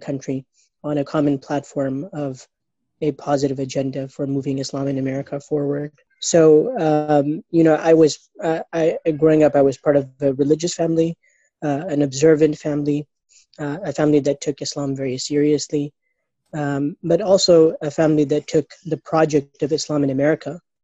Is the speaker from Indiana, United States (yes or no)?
yes; Indiana, United States; I grew up in Indiana, and I'm often referred to as an ISNA baby